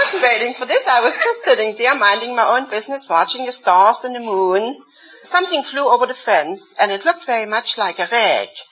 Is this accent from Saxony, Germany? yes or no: yes; Dresden, Saxony, Germany; moved away as an adult; now in United States; I come from Dresden, Germany